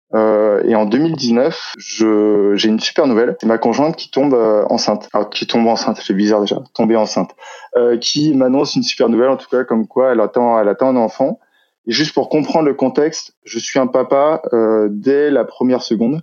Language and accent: French; Brittany, France; je suis breton